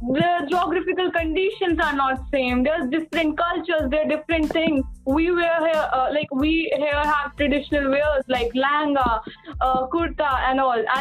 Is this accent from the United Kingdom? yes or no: no; India; we are Indian, we have brown skin